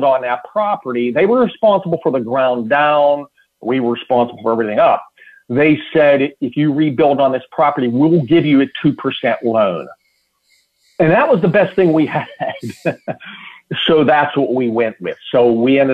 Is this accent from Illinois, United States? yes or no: no; Pittsburgh, Pennsylvania, United States; moved away; I'm from Pittsburgh originally